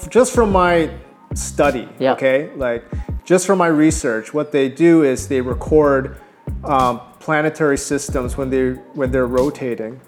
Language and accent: English; Toronto, Ontario, Canada; moved away as an adult; also born or lived in California; Toronto will always be my hometown